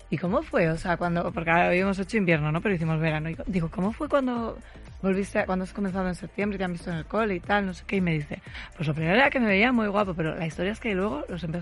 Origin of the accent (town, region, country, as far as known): Zaragoza, Aragon, Spain